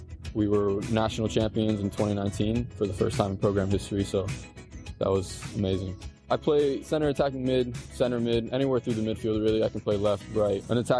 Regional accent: South Florida, United States; moved away as an adult; also born or lived in Washington, D.C.; I grew up in South Florida

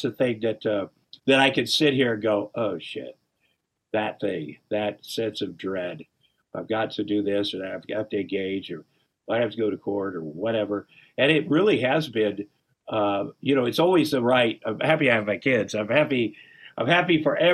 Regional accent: Iowa, United States; I'm from Iowa

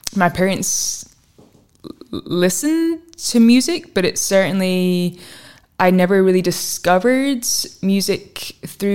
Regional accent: Fife, Scotland, United Kingdom; where I grew up in Fife

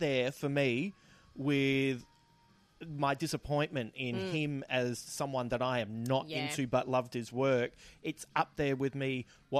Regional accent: Adelaide, South Australia, Australia; And in my hometown, you have my original store, the Adelaide Comic Centre.

